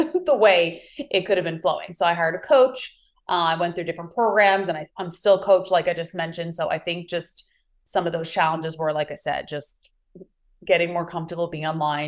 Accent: New York, United States; moved away as an adult; also born or lived in California; now in Maui, United States; I'm originally from New York and now I reside in beautiful Maui, Hawaii

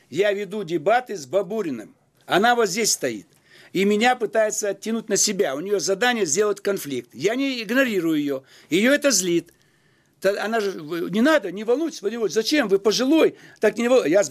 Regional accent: Almaty, Kazakhstan; now in Russia; Я приехал из Алматы. Вы там были когда-нибудь? Поезжайте там, поживите. Там нет больше возможности мне появляться. Это стало за границей.

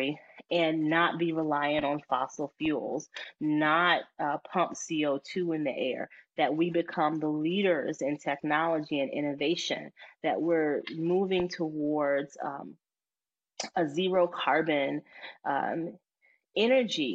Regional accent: Mississippi Delta, United States; I'm from Mississippi. I'm from the Mississippi Delta, and I'm an African-American woman

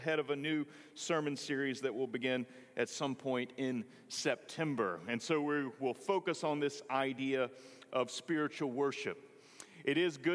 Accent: Greenville, North Carolina, United States; moved away; The one Presbyterian church in my hometown, it was on the corner of 14th and Elm, was just simply too much for my family. So Jarvis Memorial became our adopted church.

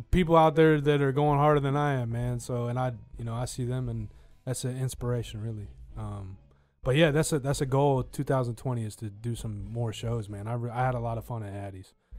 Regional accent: United States; being American

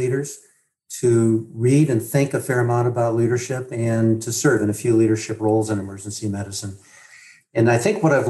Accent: Midwest, United States; I grew up in the Midwest, the oldest of six boys in a big family.

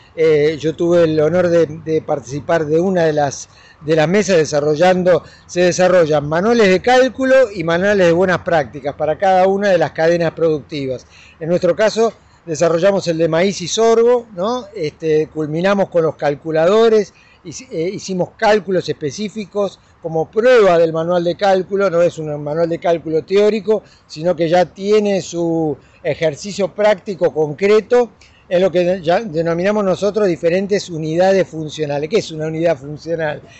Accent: Argentina

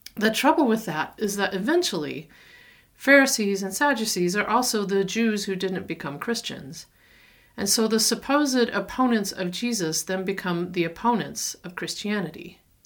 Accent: the South, United States; moved away; also born or lived in Denver; I'm a Southerner

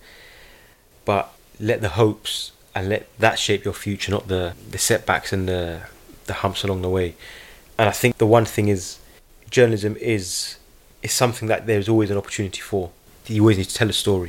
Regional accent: United Kingdom; being a British Palestinian voice

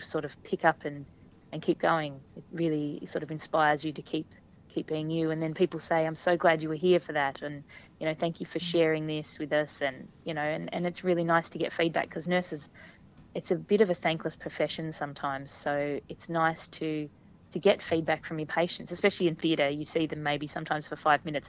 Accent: Hobart, Tasmania, Australia; I'm just me from Hobart who has kids and is nursing

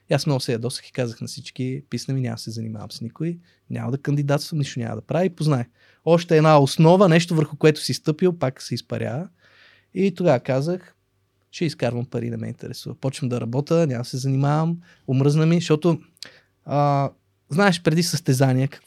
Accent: Russia; born there; аз имам двойно гражданство, аз съм роден в Русия не съм живял там, ходил съм на гости на роднини, в момента имам роднини и в Русия, и в Украина.

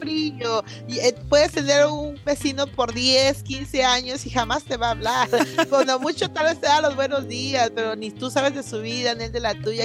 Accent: Coatzacoalcos, Veracruz, Mexico; moved away; soy de Coatzacoalcos, Veracruz

